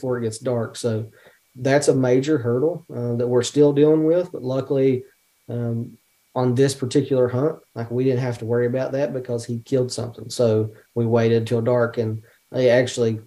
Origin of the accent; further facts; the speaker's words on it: West Virginia, United States; now in Ohio, United States; we're from West Virginia, but we live in Ohio